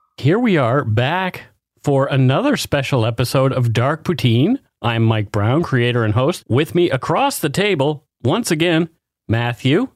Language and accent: English; Canada; We are ordinary Canadian schmucks